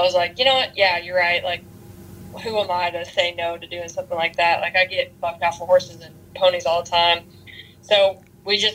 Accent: North Carolina, United States; moved away as an adult; now in Texas, United States; I'm originally from North Carolina, and I am a female bull rider.

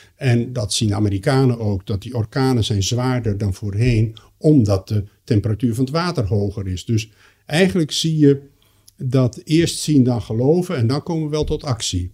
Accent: Netherlands; ik kom uit Nederland en ben opgeleid in die Nederlandse traditie

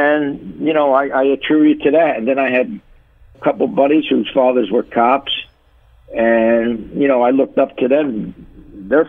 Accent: Paterson, New Jersey, United States; I grew up in Paterson, New Jersey.

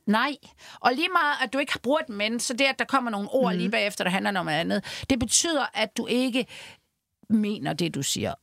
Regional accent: Denmark; jeg er jo fra Jylland

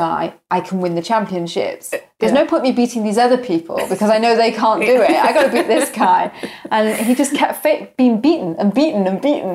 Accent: United Kingdom; we're British citizens

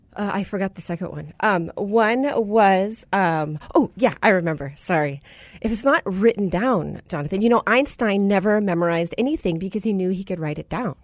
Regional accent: United States; the first generation American. I was born to a Punjabi Sikh father who immigrated from India, New Delhi

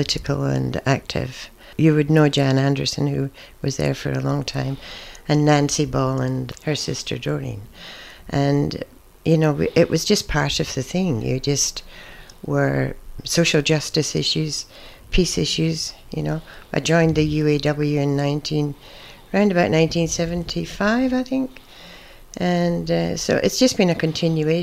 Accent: Scotland, United Kingdom; now in Australia; I was born in Scotland, as you can probably hear

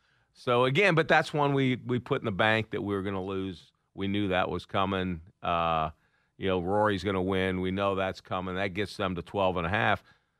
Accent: the North, United States; moved away; also born or lived in the US South; you and I grew up in the North.

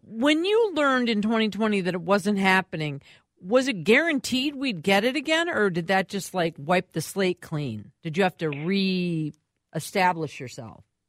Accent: Minneapolis, Minnesota, United States; I grew up in Minneapolis. I'm a Minneapolis kid

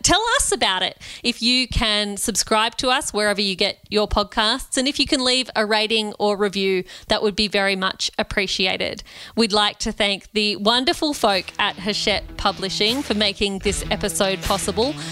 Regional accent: Australia; also born or lived in Redfern, Sydney; I'm Indian Australian

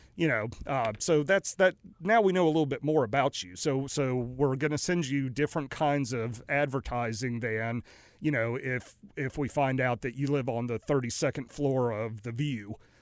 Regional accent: Raleigh, North Carolina, United States; also born or lived in New Orleans / Greenville, North Carolina / Greensboro, North Carolina; now in Mooresville, United States; I grew up in Raleigh, Durham

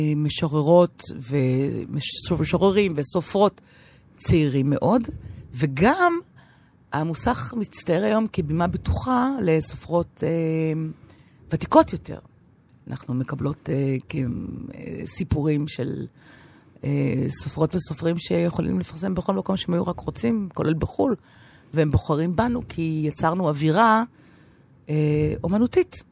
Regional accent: Tel Aviv, Tel Aviv District, Israel; moved away as an adult; also born or lived in Paris, France; נולדתי בתל אביב, גדלתי בתל אביב

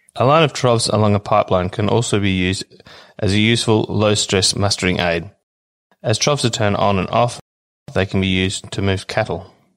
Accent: Australia; I'm from Willeen Station

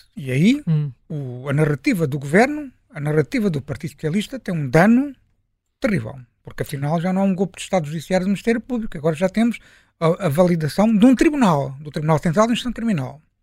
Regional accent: Portugal; enquanto português, enquanto jornalista

